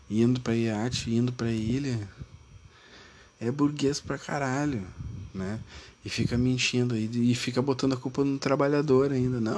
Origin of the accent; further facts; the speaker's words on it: Rio Grande do Sul, Brazil; Eu sou do Rio Grande do Sul, então eu tenho que dar minha opinião sobre o Brasil do Sul. Não adianta eu ficar falando e dizendo coisas se eu sou aqui do Rio Grande do Sul, né?